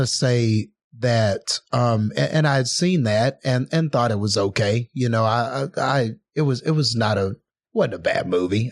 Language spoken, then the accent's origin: English; Odessa, Texas, United States; over here in my hometown